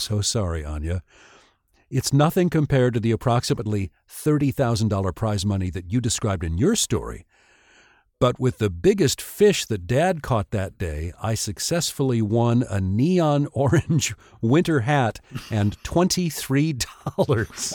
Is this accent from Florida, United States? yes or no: no; Tucson, Arizona, United States; growing up in Tucson